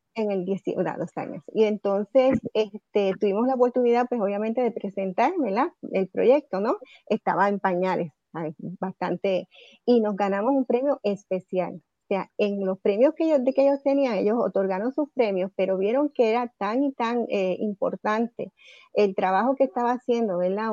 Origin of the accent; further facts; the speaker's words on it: Puerto Rico; su gente acá en, nuestra patria